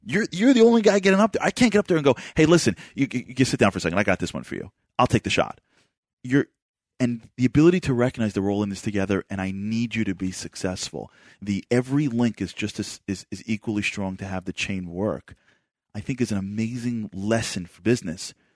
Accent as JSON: {"language": "English", "town": "New York City", "region": "New York", "country": "United States", "tie": "born or raised there", "moved": "yes", "said": "I grew up in Brooklyn"}